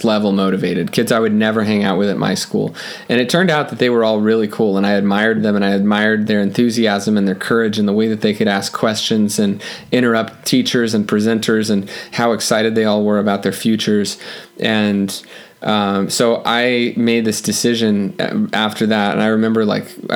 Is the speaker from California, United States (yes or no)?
yes; Los Angeles, California, United States; I grew up in Los Angeles